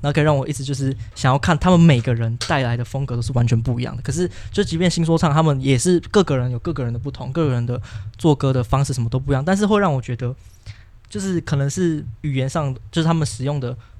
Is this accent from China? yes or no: no; Taiwan; 我身为台湾人